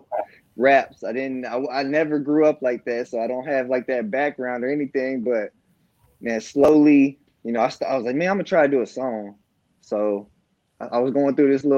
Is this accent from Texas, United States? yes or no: yes; Marlin, Texas, United States; I'm from Marlin, Texas, born and raised. I've lived here my whole life